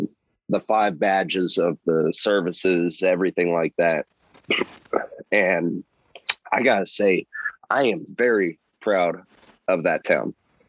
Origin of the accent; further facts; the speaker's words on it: Norco, California, United States; So one of them was from my hometown